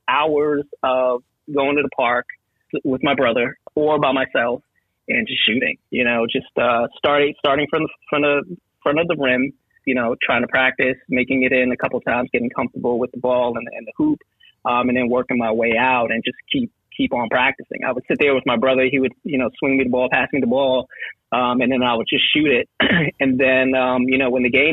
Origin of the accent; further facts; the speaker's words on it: New York City, New York, United States; also born or lived in Trinidad and Tobago; now in Georgia, United States; I grew up in Far Rockaway, Queens